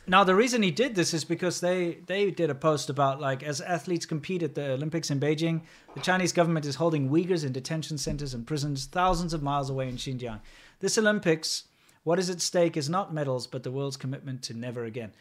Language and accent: English; South Africa; moved away; being a South African, racism is kind of part of my identity